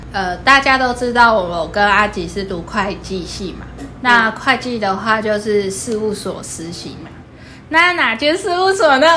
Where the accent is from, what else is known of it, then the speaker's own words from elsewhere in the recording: Kaohsiung, Taiwan; 我阿祖是嘉义人，所以我既是高雄人，又是好，嘉义人